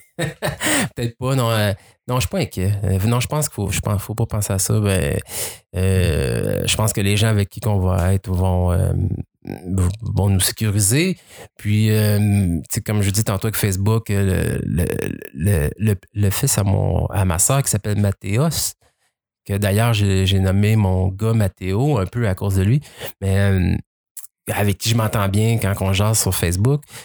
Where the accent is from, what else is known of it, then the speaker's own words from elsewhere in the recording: Quebec, Canada; also born or lived in Brazil; j'ai grandi ici, mes amis sont ici, ma vie est ici